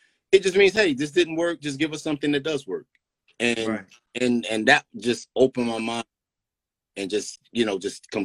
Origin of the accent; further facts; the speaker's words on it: Greensboro, North Carolina, United States; that's my hometown, Greensboro, North Carolina